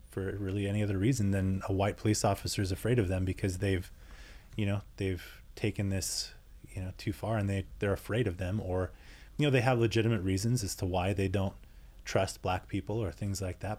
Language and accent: English; United States; I'm European American